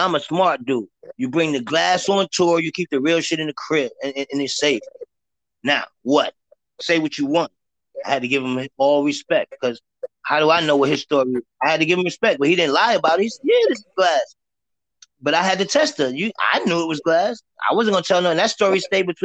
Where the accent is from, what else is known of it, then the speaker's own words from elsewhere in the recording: New York City, New York, United States; I'm from Harlem, I grew up in Alpo and them